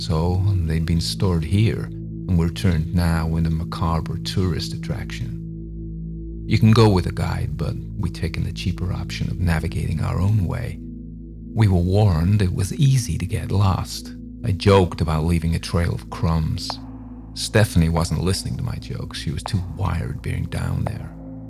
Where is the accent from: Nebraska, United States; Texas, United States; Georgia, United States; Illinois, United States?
Georgia, United States; Atlanta; I come from Atlanta, Georgia, though I don't sound like I'm from Atlanta, apparently.